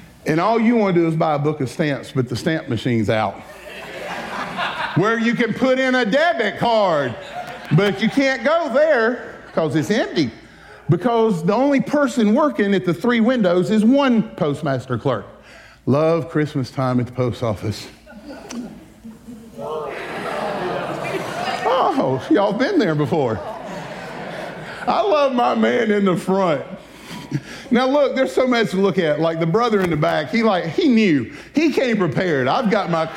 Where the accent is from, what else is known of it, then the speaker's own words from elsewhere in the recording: Berea, South Carolina, United States; moved away as an adult; also born or lived in Florida; I'm formerly from Greenville, South Carolina, a little town called Berea. At the time when I left in 1985 to go to Florida to Bible school